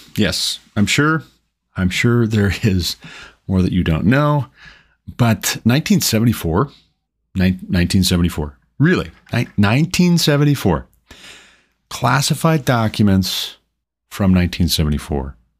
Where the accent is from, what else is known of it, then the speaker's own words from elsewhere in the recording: Montana, United States; my home state of Montana